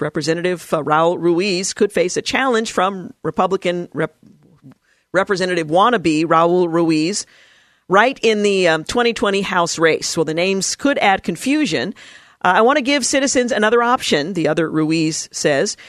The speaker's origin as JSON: {"language": "English", "country": "United States", "said": "I'm an American, not an Anglo"}